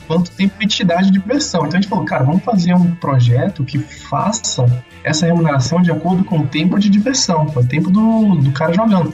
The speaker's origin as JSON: {"language": "Portuguese", "town": "Salvador", "region": "Bahia", "country": "Brazil", "moved": "yes", "lives_now": "Ribeirão Preto, Brazil", "said": "eu sou de Salvador, Bahia, só que atualmente mora em Ribeirão"}